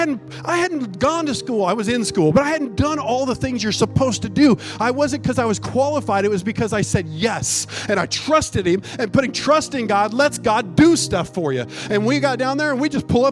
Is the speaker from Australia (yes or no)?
no; United States; we're from America. We're not from Mexico.